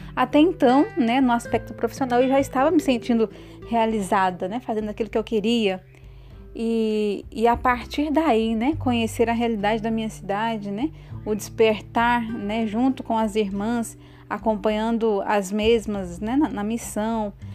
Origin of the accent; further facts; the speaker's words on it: Mirassol d'Oeste, Mato Grosso, Brazil; moved away as an adult; now in Campo Belo, Brazil; sou natural de Mato Grosso, Mirassol do Oeste e atualmente estou morando em Campo Belo